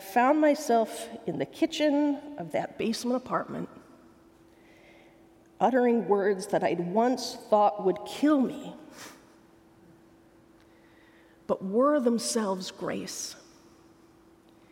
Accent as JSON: {"language": "English", "town": "Logan", "region": "Utah", "country": "United States", "tie": "born or raised there", "said": "Logan, Utah, my hometown"}